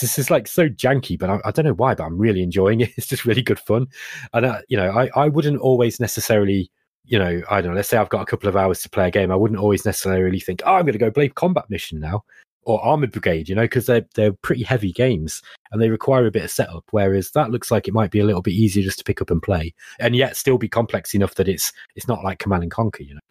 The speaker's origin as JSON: {"language": "English", "town": "Derby", "region": "East Midlands", "country": "United Kingdom", "accent": "Derby", "said": "my Derby accent"}